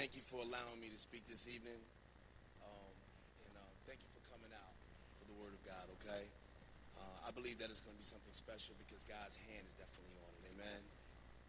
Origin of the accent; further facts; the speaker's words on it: Montclair, New Jersey, United States; I grew up in Montclair, New Jersey.